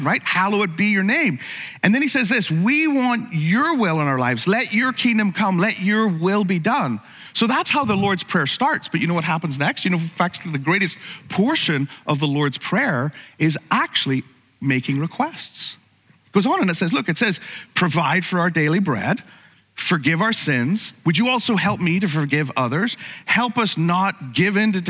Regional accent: Ireland; growing up in Ireland

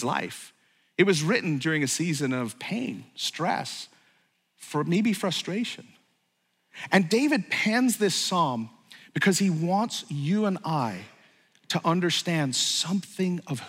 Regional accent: Ireland; I grew up in Ireland

